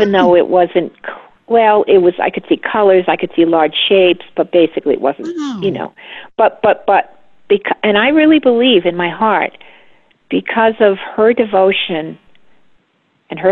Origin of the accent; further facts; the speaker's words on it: Westerly, Rhode Island, United States; I was raised in Westerly, Rhode Island, which is right on the coast of Connecticut and Rhode Island.